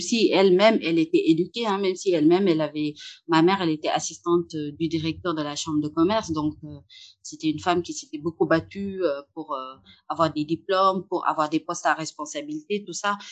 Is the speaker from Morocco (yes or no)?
no; Saint-Louis, Senegal; moved away as an adult; now in Paris, France; j'habitais au Sénégal, euh, principalement à Saint-Louis, dans le nord euh, du Sénégal. Et c'est là où j'ai grandi